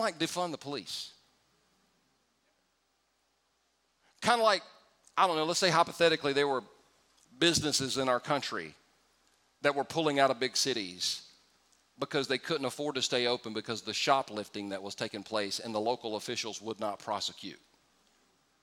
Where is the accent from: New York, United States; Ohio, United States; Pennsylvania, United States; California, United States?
California, United States; I was born in the United States of America. Now, I was born in California